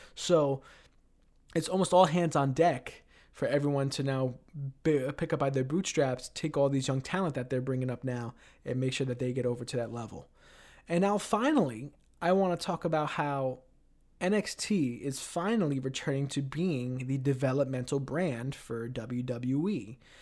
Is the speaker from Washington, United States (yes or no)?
no; New York City, New York, United States; now in Ithaca, United States; my hometown of Queens, New York.